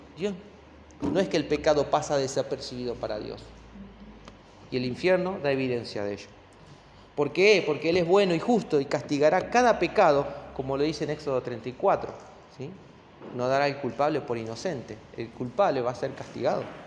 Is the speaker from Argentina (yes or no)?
yes; Argentina; como argentinos